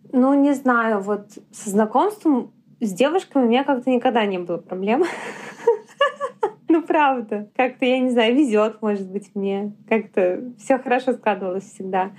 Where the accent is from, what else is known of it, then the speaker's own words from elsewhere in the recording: Yaroslavl, Yaroslavl Oblast, Russia; first language Russian; now in Moscow, Russia; Я из Ярославля